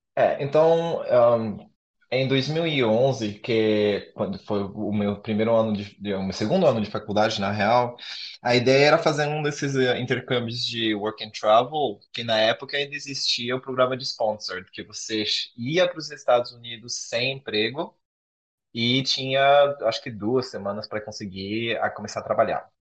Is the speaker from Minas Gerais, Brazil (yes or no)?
no; Florianópolis, Santa Catarina, Brazil; eu sou de Floripa